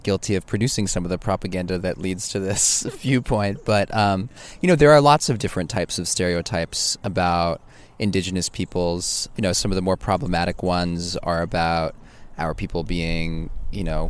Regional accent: Oakland, California, United States; I grew up in Oakland.

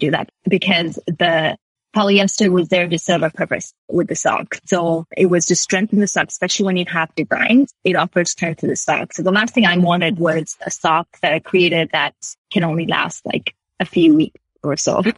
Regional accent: Sri Lanka; moved away as an adult; also born or lived in United Kingdom; now in Canada; I grew up in Sri Lanka

